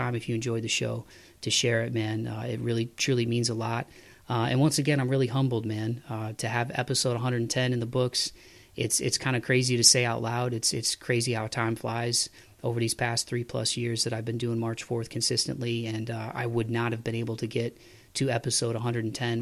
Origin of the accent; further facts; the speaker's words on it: Toledo, Ohio, United States; now in Nashville, United States; my hometown of Toledo, Ohio